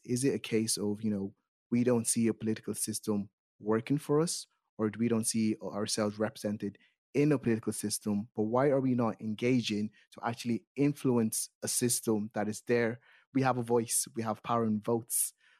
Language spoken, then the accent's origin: English; Ireland; Growing up in Ireland, I find myself not really interested in Irish politics.